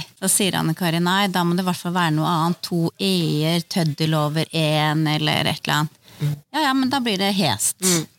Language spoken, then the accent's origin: Norwegian; Østfold, Norway; Østfold er jo hjemstedet mitt